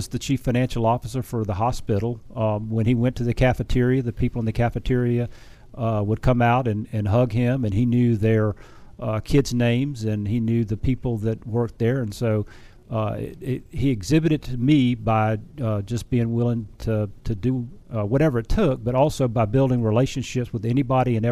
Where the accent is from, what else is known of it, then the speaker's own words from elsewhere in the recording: Beaufort, South Carolina, United States; moved away; also born or lived in Charlotte, North Carolina; Originally from Beaufort, South Carolina